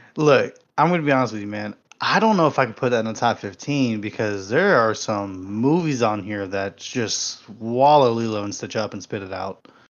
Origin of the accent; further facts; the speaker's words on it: San Antonio, Texas, United States; I grew up in San Antonio